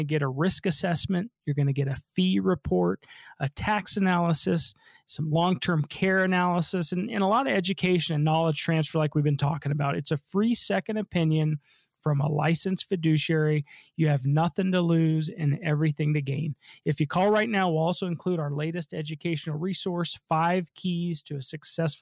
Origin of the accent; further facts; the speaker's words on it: Denver, Colorado, United States; I'm a local guy, born and raised in Denver.